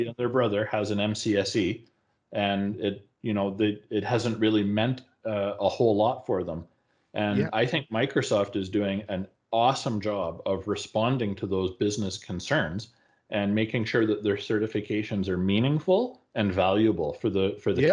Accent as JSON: {"language": "English", "town": "Calgary", "region": "Alberta", "country": "Canada", "tie": "born or raised there", "said": "my hometown here in calgary"}